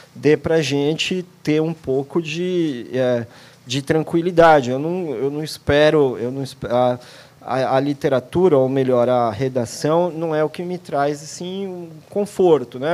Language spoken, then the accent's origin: Portuguese; São Paulo, Brazil; Eu sou de São Paulo